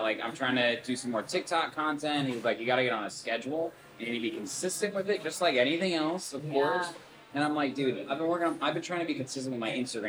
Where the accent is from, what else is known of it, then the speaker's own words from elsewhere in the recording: Zionsville, Indiana, United States; moved away as an adult; also born or lived in Los Angeles; now in Chicago, United States; But I was born in Los Angeles, but I moved to Indiana when I was very, very young. So I grew up in a very rural city that now is a little bit more modernized, it's called Zionsville, Indiana.